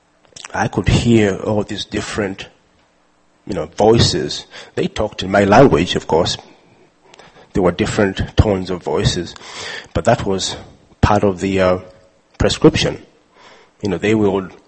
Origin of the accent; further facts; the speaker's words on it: Uganda; I was born and raised in Uganda